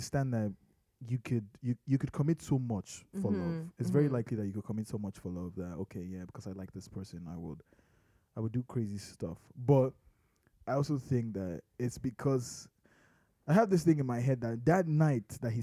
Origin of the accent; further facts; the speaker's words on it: Nigeria; I am Nigerian.